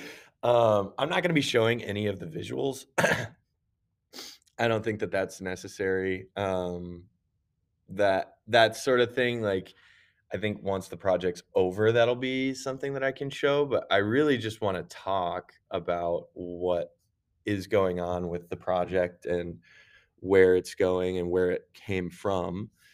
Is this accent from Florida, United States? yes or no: no; Lindsborg, Kansas, United States; moved away; also born or lived in Minnesota; I'm from Kansas originally, so, uh, my, my hometown is actually Little Sweden